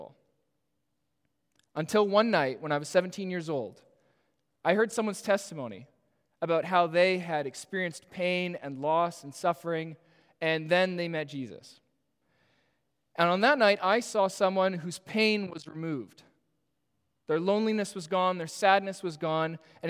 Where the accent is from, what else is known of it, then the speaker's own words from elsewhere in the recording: Toronto, Ontario, Canada; I am born and raised in Etobicoke